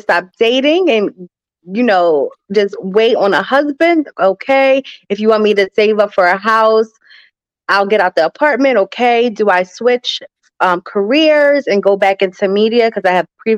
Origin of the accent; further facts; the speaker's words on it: New Jersey, United States; I am from New Jersey, South Jersey to be exact, right outside of Philadelphia, no more than 15 minutes